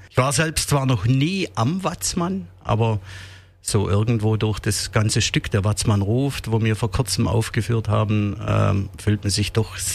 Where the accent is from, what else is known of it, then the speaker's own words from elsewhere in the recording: Heuberg, Baden-Württemberg, Germany; versucht, irgendwo die Aufnahmen von den beiden Welten, südliches Afrika und meiner Heimat äh, Heuberg, zu vereinen.